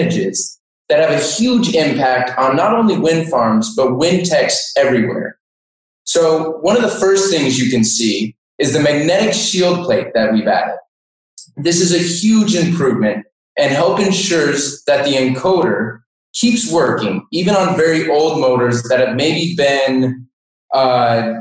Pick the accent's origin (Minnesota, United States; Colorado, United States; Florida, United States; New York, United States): Colorado, United States; Denver; also born or lived in Montana; now in Ohio, United States; I actually grew up in Denver, Colorado